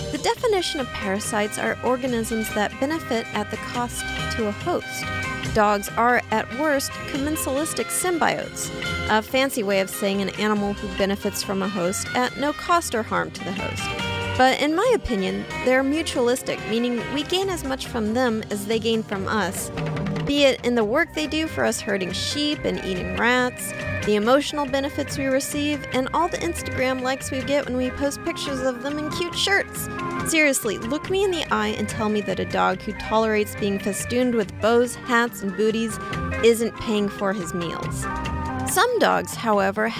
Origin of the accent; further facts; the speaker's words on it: San Diego, California, United States; The San Diego Union-Tribune, my hometown